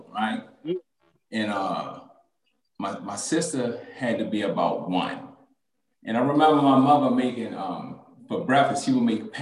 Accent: Baltimore, Maryland, United States; I grew up in West Baltimore

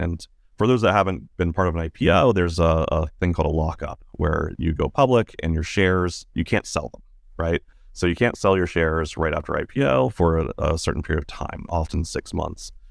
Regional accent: Virginia, United States; now in San Francisco, United States; grew up in Virginia in the kind of a, a remote part of Virginia

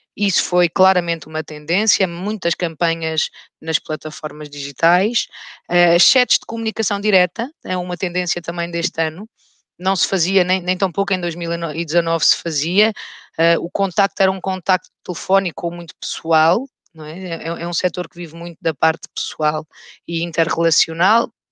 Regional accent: Alentejo, Portugal; also born or lived in Rio de Janeiro, Brazil; now in Lisbon, Portugal; fui criada num meio rural, no Alentejo

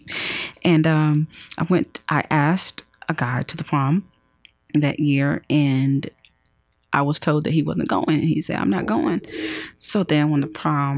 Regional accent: Rome, Georgia, United States; moved away as an adult; now in Atlanta, United States; I'm from Rome, Georgia

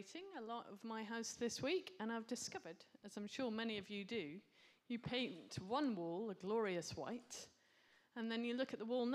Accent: United Kingdom; we're British.

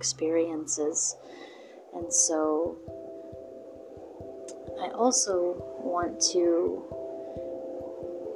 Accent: Canada; to my people and to my home country

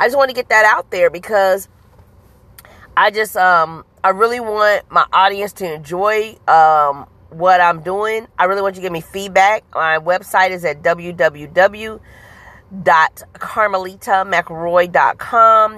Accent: Huntsville, Alabama, United States; also born or lived in Kansas City, Missouri; now in St. Louis, United States; I am originally from Huntsville, Alabama, by way of Kansas City, Missouri, now living in St. Louis, Missouri

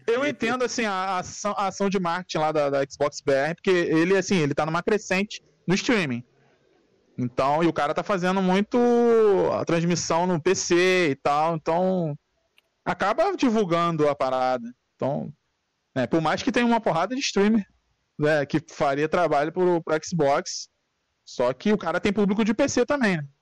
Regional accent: São Gonçalo, Rio de Janeiro, Brazil; Sou, sou do Rio

